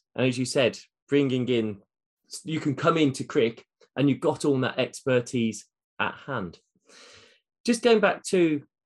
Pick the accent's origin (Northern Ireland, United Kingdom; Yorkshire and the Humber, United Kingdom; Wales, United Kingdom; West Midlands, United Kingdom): West Midlands, United Kingdom; Birmingham; I'm a Brummie by nature